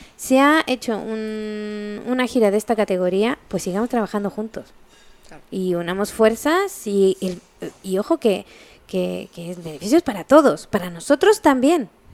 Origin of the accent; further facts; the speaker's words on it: Chile; also born or lived in Spain; now in France; Yo vivo en Francia, soy chilena, mitad alemana